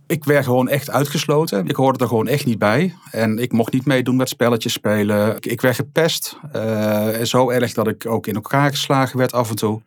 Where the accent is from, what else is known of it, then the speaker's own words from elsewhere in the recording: Rijen, North Brabant, Netherlands; also born or lived in Alkmaar; in Alkmaar ben ik opgegroeid en we zijn op een gegeven moment toen ik een jaar of vijf was verhuisd naar het Brabantse Rijen